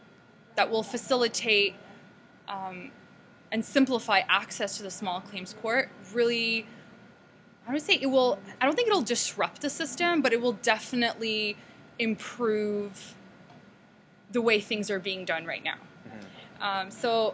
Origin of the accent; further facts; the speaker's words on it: Toronto, Ontario, Canada; I'm from Toronto, and prior to Toronto, my family actually lived in three different countries before we moved to Toronto.